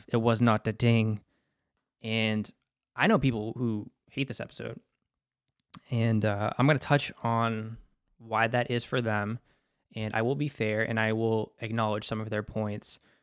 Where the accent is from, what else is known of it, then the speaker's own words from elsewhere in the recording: Boston, Massachusetts, United States; as a Bostonian